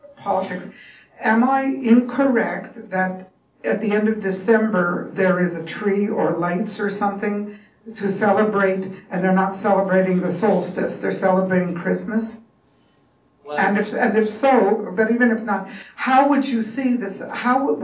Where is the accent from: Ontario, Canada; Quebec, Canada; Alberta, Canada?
Quebec, Canada; Montreal; I grew up in Montreal too